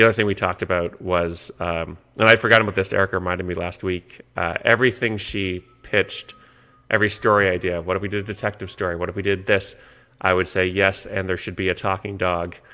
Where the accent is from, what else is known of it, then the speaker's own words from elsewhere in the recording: Canada; I'm Canadian